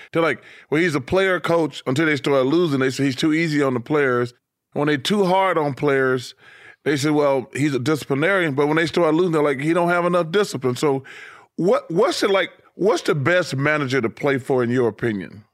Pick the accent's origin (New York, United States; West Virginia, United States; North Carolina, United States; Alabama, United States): Alabama, United States; I'm from Alabama